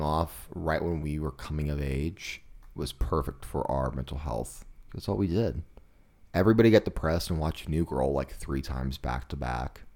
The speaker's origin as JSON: {"language": "English", "town": "Kansas City", "country": "United States", "tie": "born or raised there", "said": "I saw this beer a lot growing up in Kansas City"}